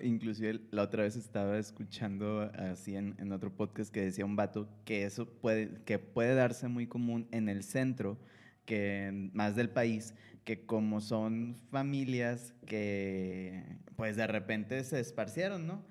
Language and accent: Spanish; Monterrey, Nuevo León, Mexico; nosotros somos de acá de Monterrey